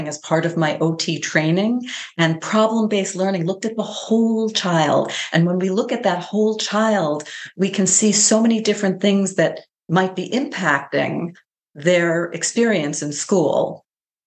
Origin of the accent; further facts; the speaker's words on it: New York, United States; I'm from New York State